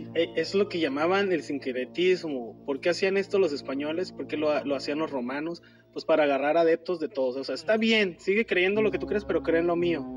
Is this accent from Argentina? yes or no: no; Mexico; así somos los mexicanos